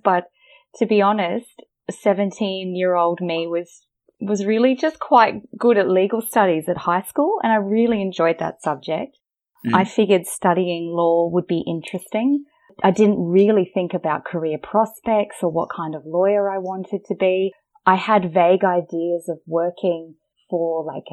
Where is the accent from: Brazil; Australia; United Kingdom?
Australia; accent: Australian; I started as a private practice lawyer in Australia, as you can probably hear from my accent.